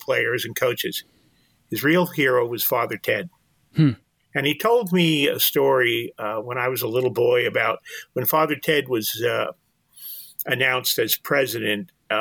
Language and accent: English; West Orange, New Jersey, United States; now in Staten Island, United States; I grew up in West Orange, New Jersey